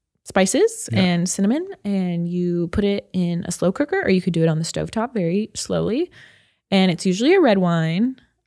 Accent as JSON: {"language": "English", "area": "Orange County", "region": "California", "country": "United States", "tie": "born or raised there", "said": "I grew up in Orange County."}